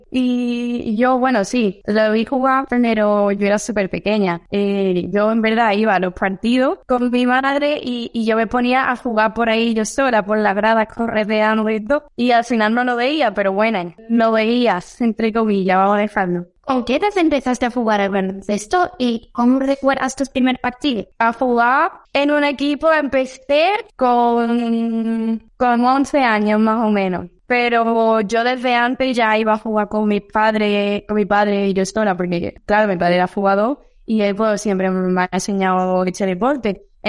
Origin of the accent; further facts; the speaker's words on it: Spain; imagínate ya soy siendo española con tantas niñas muy buenas